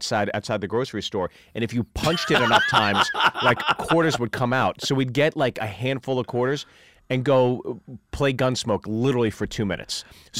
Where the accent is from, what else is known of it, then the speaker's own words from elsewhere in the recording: New Jersey, United States; I was born in Jersey, so I lived across the street from a strip mall